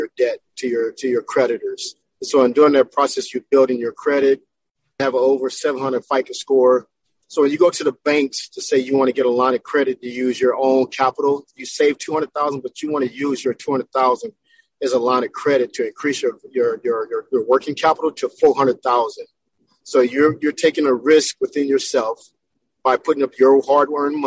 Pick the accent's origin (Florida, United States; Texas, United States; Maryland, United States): Texas, United States; now in Southern California, United States; I was raised in Texas